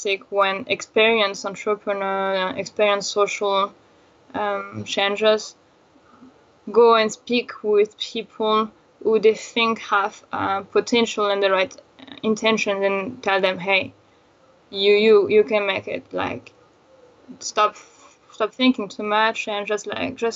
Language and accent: English; France; I am from France, so I was not going often to Madagascar